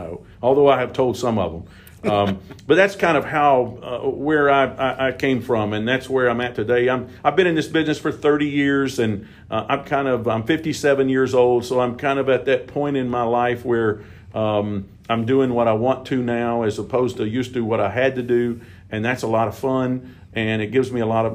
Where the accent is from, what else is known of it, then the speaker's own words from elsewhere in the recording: Bowling Green, Kentucky, United States; also born or lived in Dickson, Tennessee; I was born and raised right here in Bowling Green.